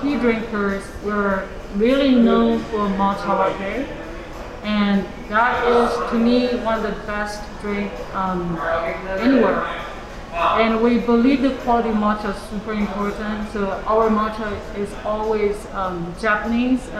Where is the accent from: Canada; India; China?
China; now in Kansas City, United States; I'm from China, so we're the birthplace of the tea